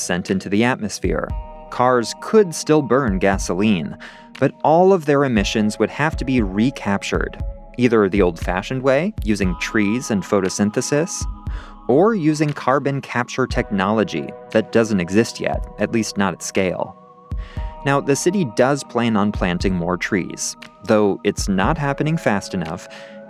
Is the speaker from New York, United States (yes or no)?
no; Santa Rosa, California, United States; moved away as an adult; also born or lived in Chicago / Germany; now in San Diego, United States; I grew up in Santa Rosa, a small city north of San Francisco